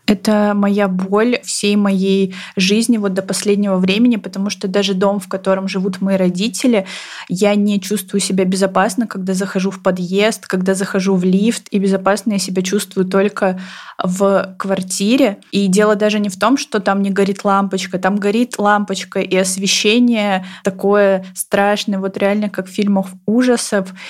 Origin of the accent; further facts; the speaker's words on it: Novosibirsk, Novosibirsk Oblast, Russia; я выросла в Новосибирском академгородке